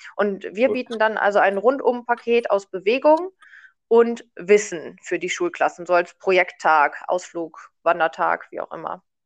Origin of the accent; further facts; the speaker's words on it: Paderborn area, North Rhine-Westphalia, Germany; also born or lived in Munich; ich komme nämlich hier aus der Gegend tatsächlich